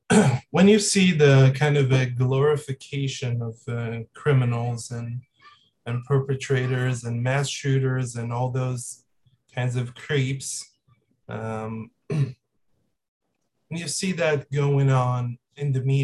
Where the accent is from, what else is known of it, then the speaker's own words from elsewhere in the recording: Israel; I'm from Israel